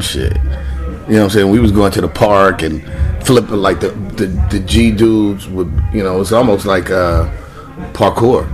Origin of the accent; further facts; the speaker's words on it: Los Angeles, California, United States; also born or lived in Carson, California; growing up in Watts and still being able to like live in Carson.